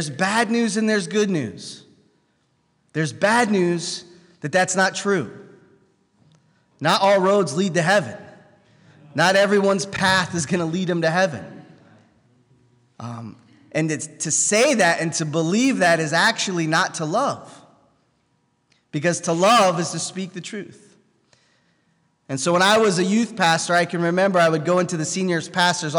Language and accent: English; United States; I was born in the United States